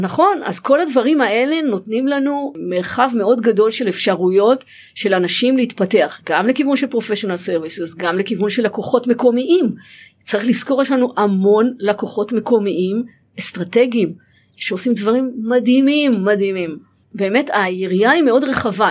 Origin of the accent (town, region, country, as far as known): Israel